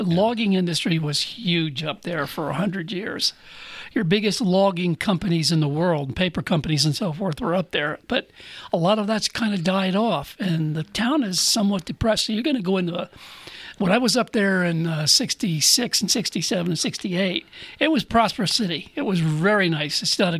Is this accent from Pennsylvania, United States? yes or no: yes; Pottsville, Pennsylvania, United States; I'm from Pottsville.